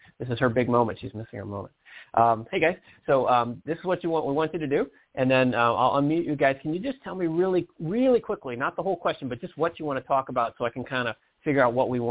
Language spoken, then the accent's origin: English; Detroit, Michigan, United States; I'm from Detroit myself